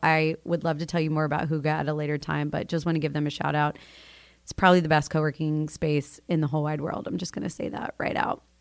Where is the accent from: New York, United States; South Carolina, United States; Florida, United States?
Florida, United States; moved away as an adult; I grew up in Florida, born and raised in the two three nine